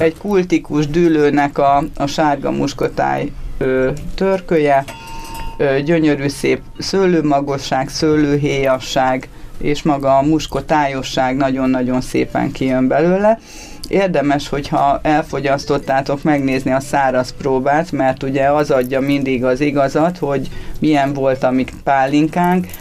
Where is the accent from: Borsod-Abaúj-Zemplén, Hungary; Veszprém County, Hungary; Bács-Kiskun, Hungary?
Borsod-Abaúj-Zemplén, Hungary; Tokaj-Hegyalja; szokajhegyaljai vagyok, és ugye nálunk az, hogy bor és pálinka az az életnek a része, mindennapos része, tehát ö, én abba születtem bele